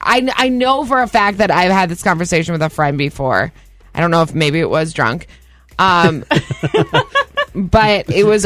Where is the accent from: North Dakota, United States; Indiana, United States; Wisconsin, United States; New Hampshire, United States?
North Dakota, United States; Fargo; I'm from Fargo.